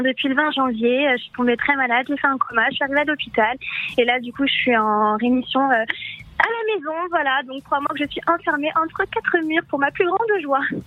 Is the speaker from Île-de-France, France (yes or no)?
yes; Paris, Île-de-France, France; je viens de Paris 20e à Porte des Lilas